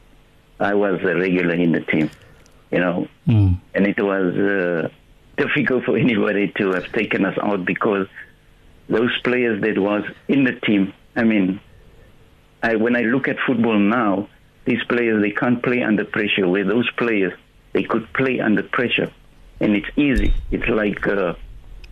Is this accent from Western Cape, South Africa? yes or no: yes; Cape Town, Western Cape, South Africa; we're from Bonteville